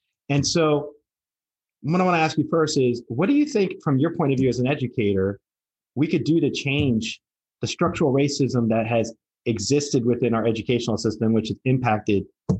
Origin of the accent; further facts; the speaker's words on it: New Jersey, United States; moved away; also born or lived in Tampa; I grew up in New Jersey, and in that part of the area, we had little bubbles.